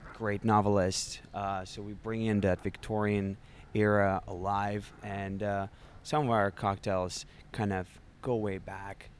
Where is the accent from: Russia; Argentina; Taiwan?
Russia; moved away as an adult; now in United States; I was born and raised in Russia